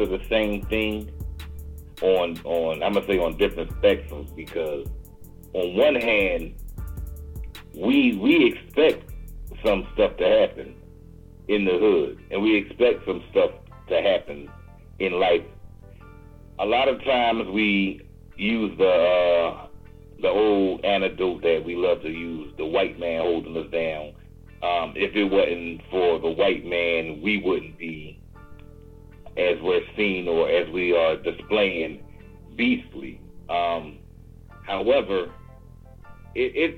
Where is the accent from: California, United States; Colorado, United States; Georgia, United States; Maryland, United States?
Georgia, United States; Augusta; I'm from Augusta, Georgia